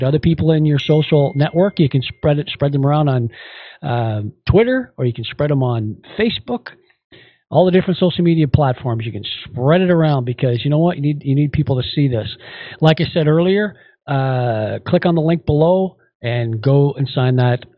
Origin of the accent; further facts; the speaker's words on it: Canada; we are Canadian